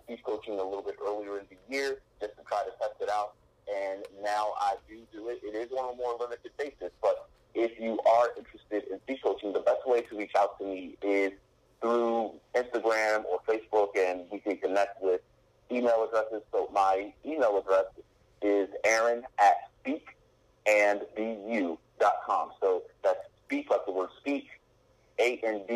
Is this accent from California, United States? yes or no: no; Philadelphia, Pennsylvania, United States; born or raised there; also born or lived in Harrisburg, Pennsylvania / Delaware